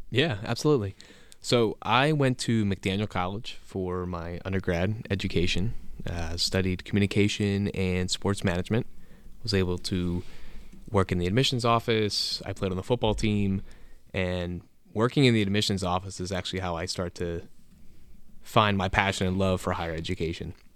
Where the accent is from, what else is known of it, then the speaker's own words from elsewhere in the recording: Reading, Pennsylvania, United States; Berks County, so outside Reading